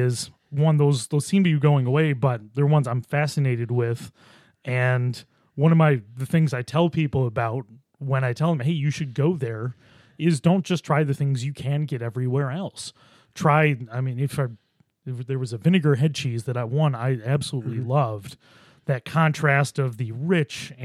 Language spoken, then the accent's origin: English; Buffalo, New York, United States; now in Rochester, United States; I grew up in Buffalo